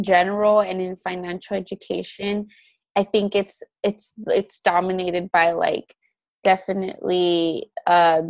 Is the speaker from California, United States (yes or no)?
yes; Los Angeles, California, United States; I am from Los Angeles